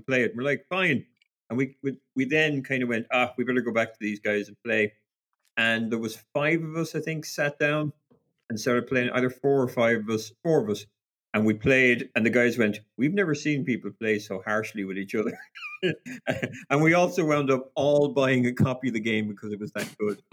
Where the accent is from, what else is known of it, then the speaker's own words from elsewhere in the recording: Ireland; being Irish